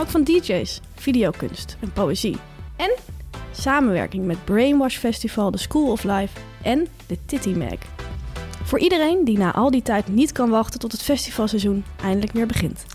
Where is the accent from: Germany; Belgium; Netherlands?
Netherlands; Delft, South Holland; ik kom uit Delft